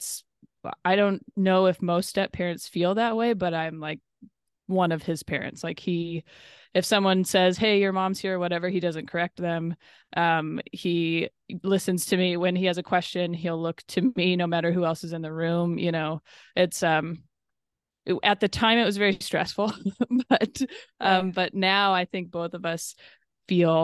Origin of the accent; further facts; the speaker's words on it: the Northwest, Pacific Northwest, United States; moved away; also born or lived in Los Angeles; I'm from the Northwest